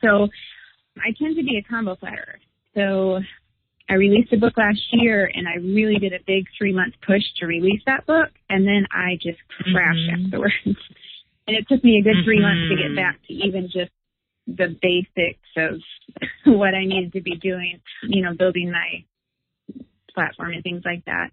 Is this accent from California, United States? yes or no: no; Michigan, United States; I'm from Michigan